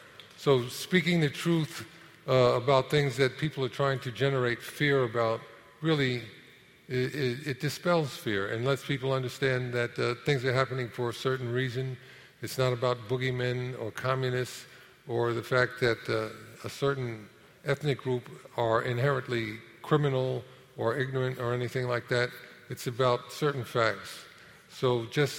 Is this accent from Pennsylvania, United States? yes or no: no; New York City, New York, United States; also born or lived in Harlem / Inwood; I had a wonderful time growing up in Manhattan